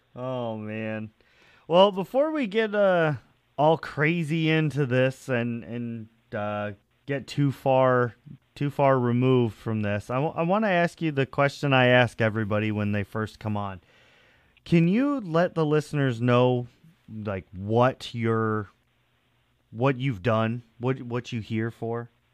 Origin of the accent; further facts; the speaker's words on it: New York, United States; I'm from New York